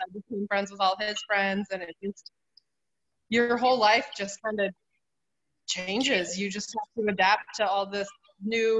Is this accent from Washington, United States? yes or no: no; Oregon, United States; moved away; grew up in Oregon, so there is no military bases